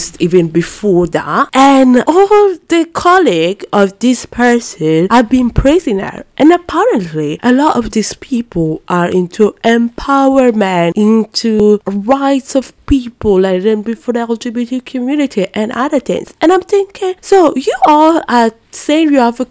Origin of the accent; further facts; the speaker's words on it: Brescia, Lombardy, Italy; English is a second language; moved away; I'm from Brescia and it's in the Lombardia region